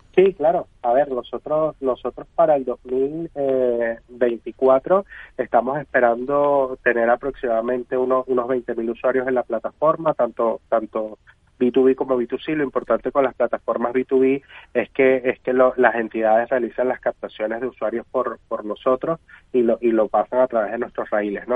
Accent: Venezuela; soy venezolano

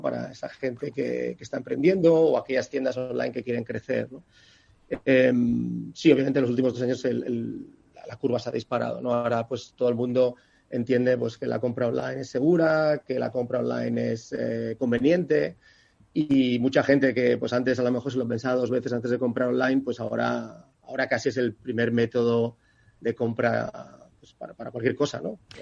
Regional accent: Barcelona, Catalonia, Spain; soy de Barcelona

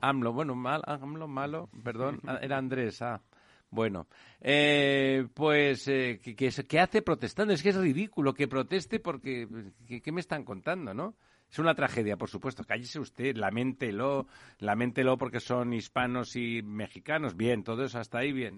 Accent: Catalonia, Spain; como soy catalán

